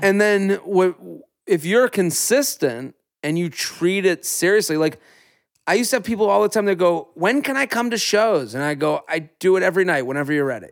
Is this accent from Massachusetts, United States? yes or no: yes; outside of Boston, Massachusetts, United States; now in New York City, United States; I grew up outside of Boston. I live in New York City